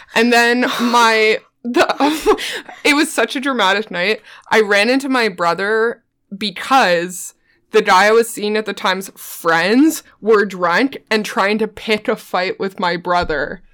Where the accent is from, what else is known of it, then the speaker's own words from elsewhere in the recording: Newfoundland and Labrador, Canada; I'm from Newfoundland